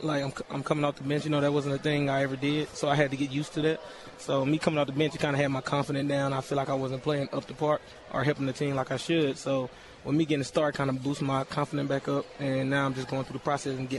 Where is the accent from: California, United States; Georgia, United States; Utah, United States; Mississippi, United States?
Mississippi, United States; Gulfport; moved away as an adult; also born or lived in Bronx, New York / Chipola Community College, Florida; I'm from Gulfport, Mississippi. When I graduated, I grew up in Gulfport, Mississippi.